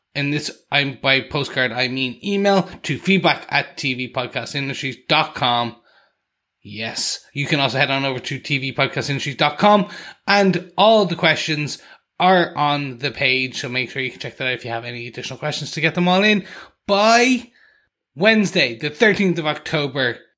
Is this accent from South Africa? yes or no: no; Ireland; me coming from Ireland